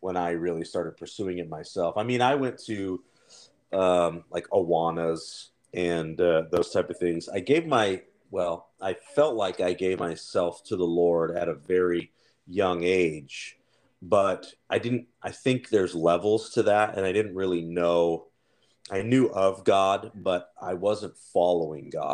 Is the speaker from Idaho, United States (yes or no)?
yes; Nampa, Idaho, United States; also born or lived in Anaheim, California; I did grow up in Idaho, Nampa to be exact